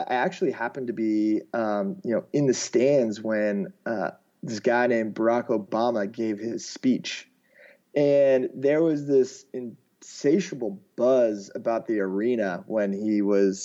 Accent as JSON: {"language": "English", "town": "Alexandria", "region": "Virginia", "country": "United States", "tie": "born or raised there", "also_born_or_lived": "Australia", "moved": "as an adult", "said": "I grew up outside of Washington, D.C., in a town called Alexandria, Virginia, which is really close to the Capitol"}